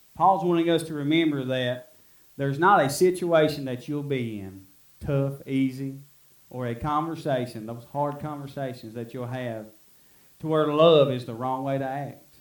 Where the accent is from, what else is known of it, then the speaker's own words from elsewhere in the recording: Middle Fork, United States; I was from Middle Fork